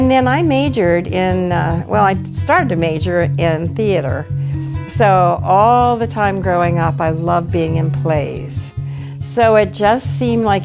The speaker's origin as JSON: {"language": "English", "region": "Southern California", "country": "United States", "tie": "born or raised there", "moved": "yes", "lives_now": "West Virginia, United States", "said": "I grew up in Southern California"}